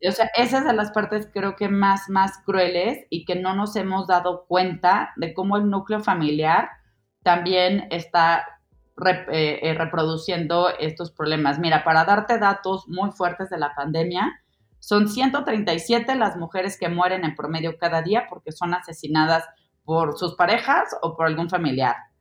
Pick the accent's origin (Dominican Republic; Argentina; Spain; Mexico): Mexico; como mexicana